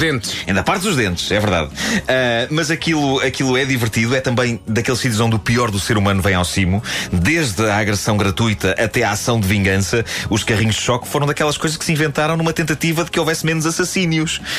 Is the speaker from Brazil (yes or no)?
no; Lisbon, Portugal; Eu vivi a minha infância em Lisboa